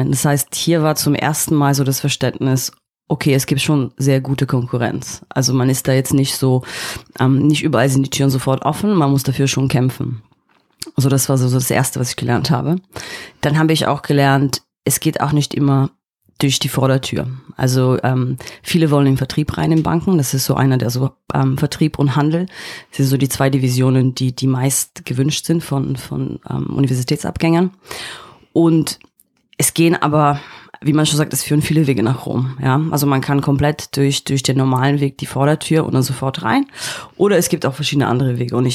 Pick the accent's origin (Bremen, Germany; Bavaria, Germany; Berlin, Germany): Berlin, Germany; East Berlin; moved away as an adult; now in London, United Kingdom; Ich bin in Ostberlin aufgewachsen, habe dann ähm, ein Studium in London gemacht und bin dann auch in London hängen geblieben